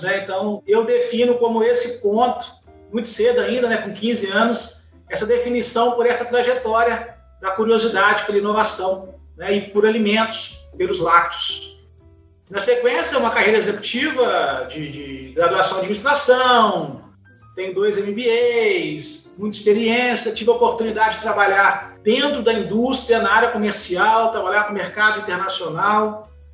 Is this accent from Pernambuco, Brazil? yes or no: no; Juiz de Fora, Minas Gerais, Brazil; Sou mineiro, mineiro de Juiz de Fora.